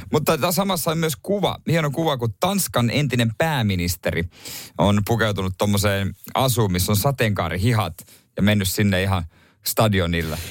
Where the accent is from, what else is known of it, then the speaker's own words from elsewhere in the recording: Seinäjoki, South Ostrobothnia, Finland; meillä päin silloin Seinäjoella